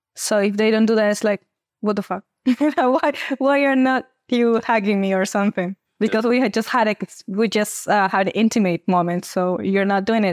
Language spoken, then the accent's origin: English; Peru; I'm twenty-five years old, and I come from Peru.